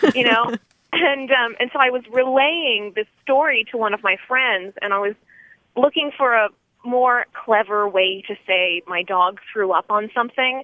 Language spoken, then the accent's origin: English; Tallahassee, Florida, United States; I'm from Tallahassee, Florida